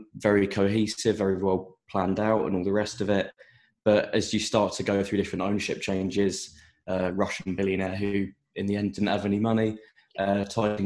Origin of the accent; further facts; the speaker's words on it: Buckinghamshire, South East England, United Kingdom; now in London, United Kingdom; I'm not actually originally from Reading. I'm from Buckinghamshire, but my family's from Reading